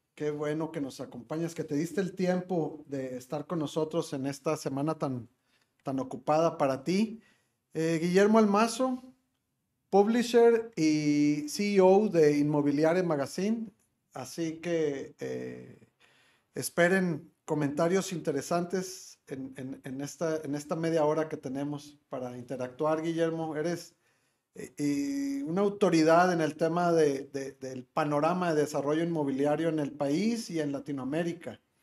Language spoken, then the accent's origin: Spanish; Monterrey, Nuevo León, Mexico; como regio